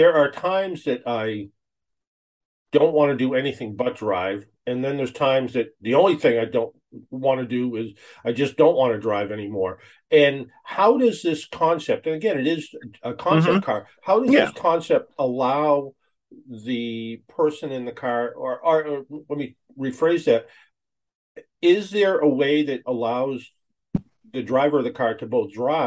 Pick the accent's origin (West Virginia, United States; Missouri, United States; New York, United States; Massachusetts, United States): Massachusetts, United States; Boston; I'm from the Boston area